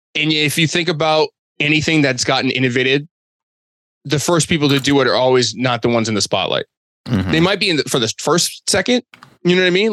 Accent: Boston, Massachusetts, United States; I'm from Boston

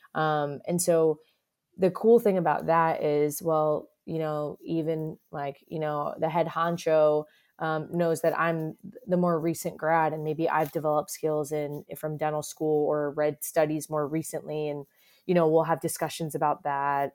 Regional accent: South Florida, United States; moved away as an adult; also born or lived in Boston; now in Cincinnati, United States; I'm a Florida born and raised

